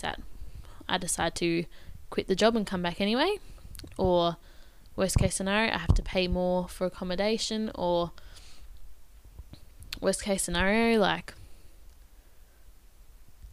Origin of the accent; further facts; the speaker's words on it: Bendigo, Victoria, Australia; if I stayed in my hometown